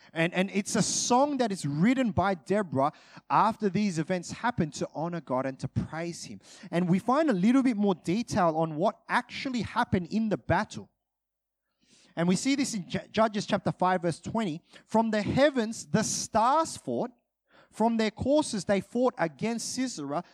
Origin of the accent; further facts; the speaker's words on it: Australia; I'm Australian